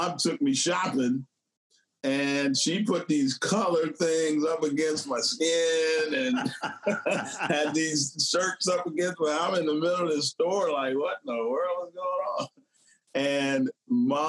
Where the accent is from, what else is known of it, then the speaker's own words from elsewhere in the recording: Bunkie, Louisiana, United States; moved away; also born or lived in Houston, Texas; I grew up in Bunky, Louisiana